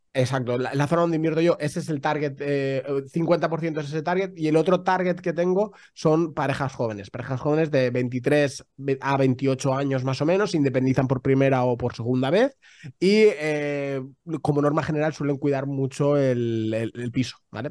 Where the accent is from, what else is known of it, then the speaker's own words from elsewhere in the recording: Spain; somos muy españoles